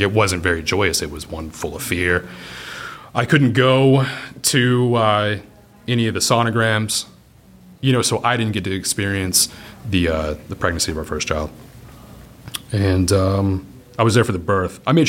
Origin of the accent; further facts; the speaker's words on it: Fort Worth, Texas, United States; also born or lived in California / New York; I was born in California, and then we got to Texas pretty early. My dad was a defense contractor on the B-1 and B-2 projects. So we were back and forth California and Fort Worth, and then New York came into play at an early age